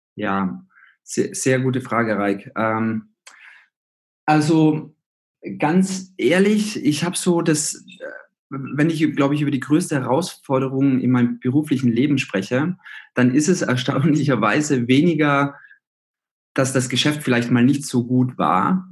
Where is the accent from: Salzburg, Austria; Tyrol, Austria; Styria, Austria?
Tyrol, Austria; Zillertal; moved away as an adult; now in Berlin, Germany; ich komme aus Österreich, aus Tirol, aus dem Zillertal und da bin ich aufgewachsen.